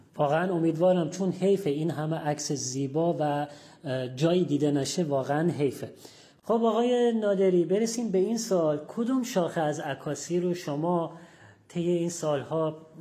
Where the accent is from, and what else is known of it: Abadan, Khuzestan, Iran